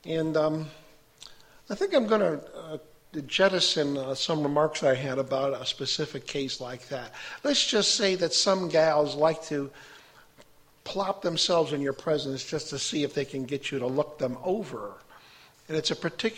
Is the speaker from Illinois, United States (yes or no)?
yes; Chicago, Illinois, United States; now in Fulton, United States; I was raised a Catholic outside of Chicago